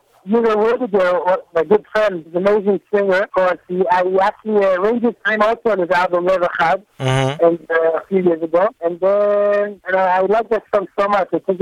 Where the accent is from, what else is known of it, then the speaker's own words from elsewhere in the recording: Jerusalem, Jerusalem District, Israel; we grew up in Nachlaot, which is not far from the Shuk Machane Yehuda